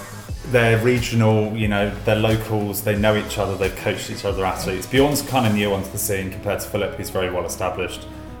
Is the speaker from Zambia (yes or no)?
no; England, United Kingdom; Oh, mate, we're English.